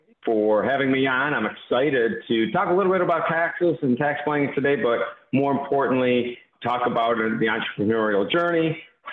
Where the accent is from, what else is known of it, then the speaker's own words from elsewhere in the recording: Mount Clemens, Michigan, United States; I grew up in the Detroit area, Mount Clemens, which became Clinton Township, Michigan, just east of Detroit, northeast a little bit